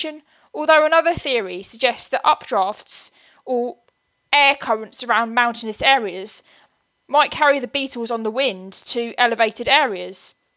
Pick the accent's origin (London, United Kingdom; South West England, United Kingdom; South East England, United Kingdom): South East England, United Kingdom; Buckinghamshire; where I lived when I was growing up in Buckinghamshire